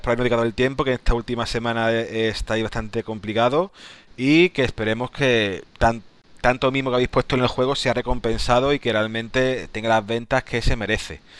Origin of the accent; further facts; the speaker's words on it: Spain; cuando uno ve que se entera de que soy español, a lo mejor ni mira el juego, ¿no?